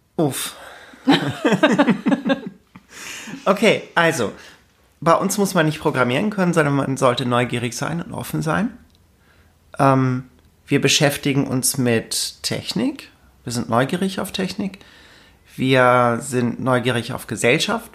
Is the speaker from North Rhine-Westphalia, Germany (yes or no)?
no; Lübeck, Schleswig-Holstein, Germany; also born or lived in Karlsruhe; now in Alsace, France; ich komme aus Lübeck, bin inzwischen im Süden gelandet, ähm, arbeite in Karlsruhe, lebe im Elsass.